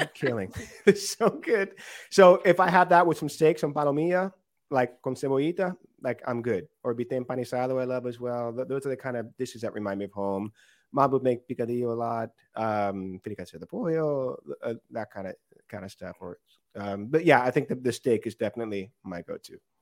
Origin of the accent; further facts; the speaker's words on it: Miami, Florida, United States; also born or lived in Los Angeles, California; now in New York, United States; I moved to uh, Kendall to uh, in 1984